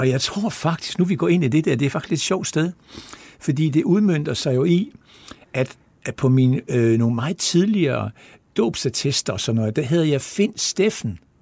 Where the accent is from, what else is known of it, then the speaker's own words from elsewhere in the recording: Esbjerg, Southern Denmark, Denmark; kommer jeg fra Esbjerg og har levet der altid